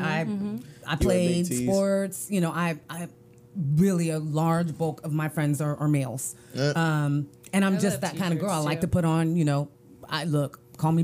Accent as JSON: {"language": "English", "town": "Oak Grove", "country": "United States", "tie": "born or raised there", "said": "I grew up in Oak Grove"}